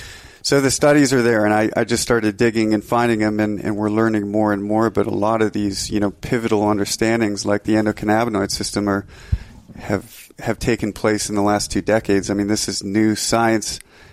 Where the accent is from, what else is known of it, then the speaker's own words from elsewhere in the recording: Minnesota, United States; moved away as an adult; now in Montana, United States; Well, I'm from Northern Minnesota and I moved out to Montana over a decade ago, I think 12 years ago, to become a ski bum.